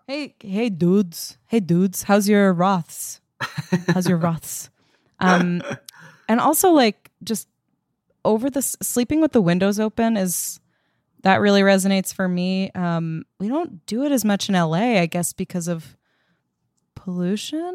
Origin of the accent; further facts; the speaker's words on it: Long Island, New York, United States; now in Los Angeles, United States; I grew up on Long Island